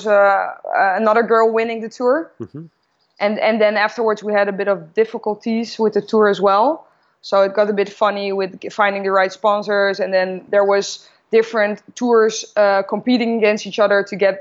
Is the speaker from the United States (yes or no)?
no; Noordwijk, South Holland, Netherlands; I grew up in Noordwijk, which is a small coastal village, about 30 minutes south of Amsterdam.